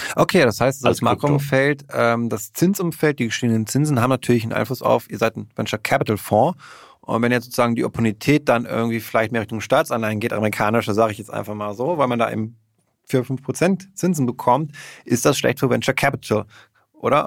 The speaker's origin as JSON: {"language": "German", "region": "Berlin", "country": "Germany", "said": "als Berliner"}